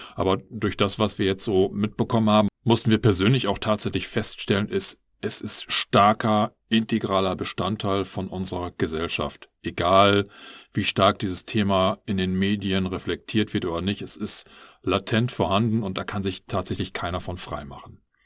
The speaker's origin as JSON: {"language": "German", "country": "Germany", "said": "als ideal genormter Biodeutscher"}